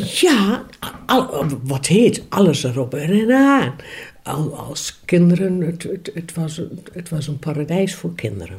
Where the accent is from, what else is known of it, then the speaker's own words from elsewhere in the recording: Ruurlo, Gelderland, Netherlands; Ik ben in 1961 geboren in Ruurlo, in het buitengebied.